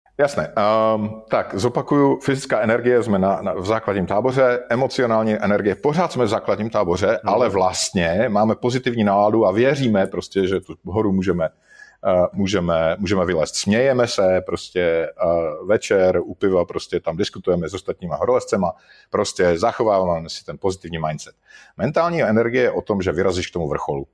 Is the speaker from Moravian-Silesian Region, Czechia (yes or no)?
yes; Moravian-Silesian Region, Czechia; já jsem ze Severní Moravy